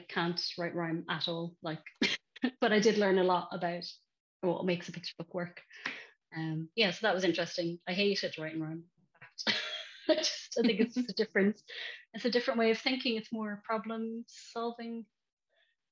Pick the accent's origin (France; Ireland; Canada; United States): Ireland; now in Bristol, United Kingdom; as an Irish kid